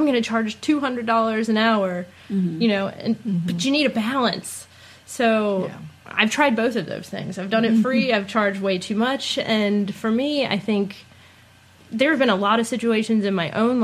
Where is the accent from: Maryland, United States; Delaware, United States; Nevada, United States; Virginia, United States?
Virginia, United States; Richmond; moved away; also born or lived in Austin, Texas / West Coast; I'm moving back to Richmond, Virginia, my hometown